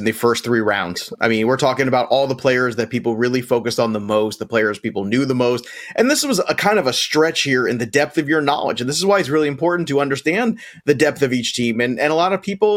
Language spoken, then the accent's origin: English; New Jersey, United States; my home state, New Jersey